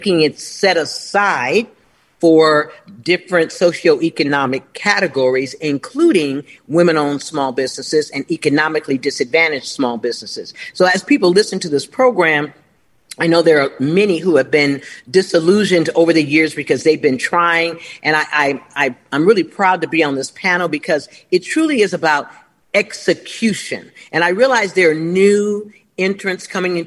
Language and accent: English; Los Angeles, California, United States; moved away as an adult; I'm from Los Angeles and lived there all my life. I've only been gone about 7 years